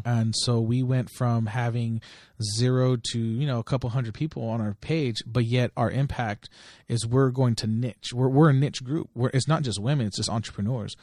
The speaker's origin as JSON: {"language": "English", "town": "Delano", "region": "California", "country": "United States", "tie": "born or raised there", "moved": "yes", "said": "I lived in Delano, I grew up there"}